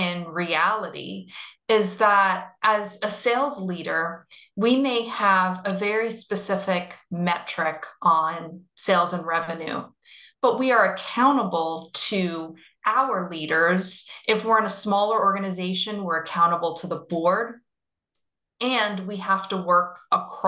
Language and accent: English; Florida, United States; now in New York, United States; I'm from Florida.